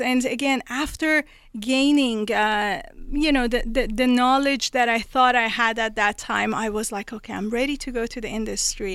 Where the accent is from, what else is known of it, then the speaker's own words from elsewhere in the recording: Tehran, Tehran Province, Iran; moved away; I was born in Tehran, Iran